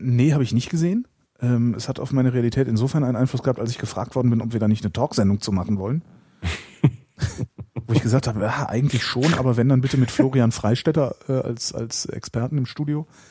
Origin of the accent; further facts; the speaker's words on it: Cologne, North Rhine-Westphalia, Germany; ich bin ja nur geboren in Köln und äh, dann relativ zügig aus der Kölner Südstadt verschleppt worden äh, in, in, in einen Vorort